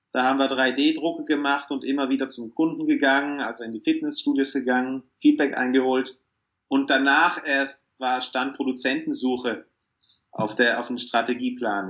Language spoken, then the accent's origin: German; South Tyrol, Trentino-Alto Adige, Italy; Typisch als Südtiroler hier in den Bergen